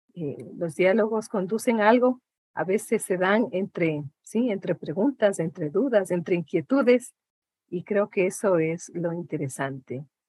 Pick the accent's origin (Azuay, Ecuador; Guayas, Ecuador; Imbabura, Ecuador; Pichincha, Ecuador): Imbabura, Ecuador; yo vengo de, eh, de una de las provincias más lindas del Ecuador, que es la provincia de Imbabura